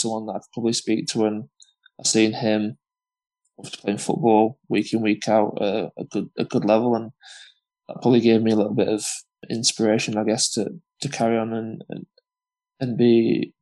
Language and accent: English; Huddersfield, Yorkshire and the Humber, United Kingdom; from Huddersfield